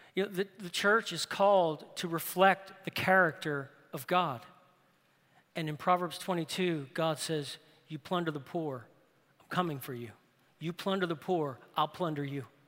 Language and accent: English; New Orleans, Louisiana, United States; New Orleans. That's my hometown